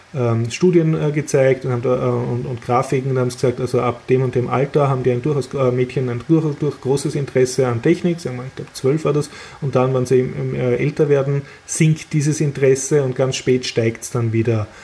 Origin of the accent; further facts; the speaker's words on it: Austria; als Österreicher